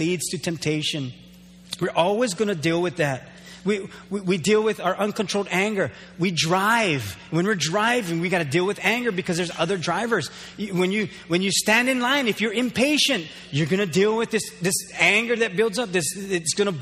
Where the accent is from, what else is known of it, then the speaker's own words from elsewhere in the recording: Waimanalo, Hawaii, United States; now in Hilo, United States; I grew up there. I grew up in Waimanalo